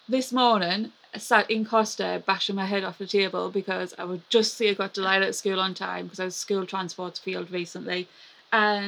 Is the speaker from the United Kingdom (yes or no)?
yes; Sunderland, North East England, United Kingdom; accent: Mackem; my Magham accent